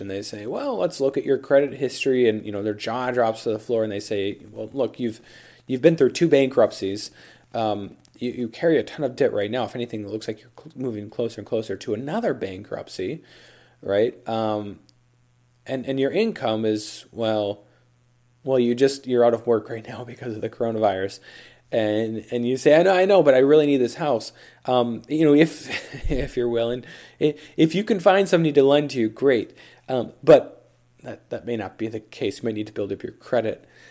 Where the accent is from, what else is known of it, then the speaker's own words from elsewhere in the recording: Minnesota, United States; Minnesota, you know, my home state